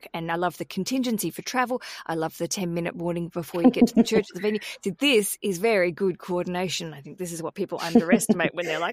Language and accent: English; Australia; now in London, United Kingdom; I live in London, Michelle, and I come from Australia